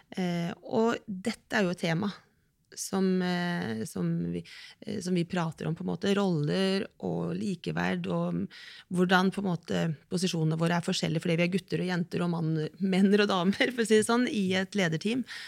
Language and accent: Norwegian; Kragerø, Telemark, Norway; ungdomsgjengen fra Kragerø